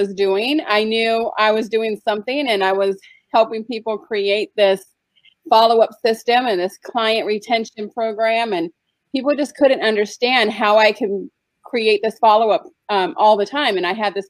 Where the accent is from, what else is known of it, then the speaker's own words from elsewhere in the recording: San Diego, California, United States; moved away as an adult; I grew up in California in San Diego. I lived there for like 22 years